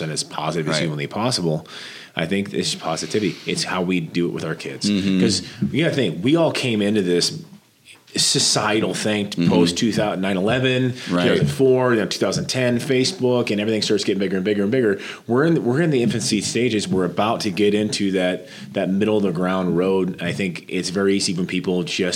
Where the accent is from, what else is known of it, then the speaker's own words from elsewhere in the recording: Norfolk, Nebraska, United States; moved away; in Norfolk last week, my hometown